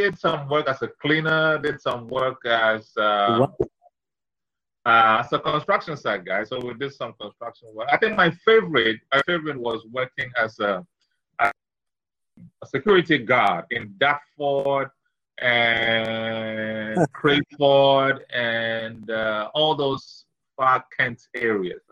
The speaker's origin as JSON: {"language": "English", "town": "Keta", "region": "Volta", "country": "Ghana", "tie": "born or raised there", "moved": "yes", "said": "I was born in Keta. I was born in Keta to an engineer father and a businesswoman mother. And I grew up with my grandparents in Keta"}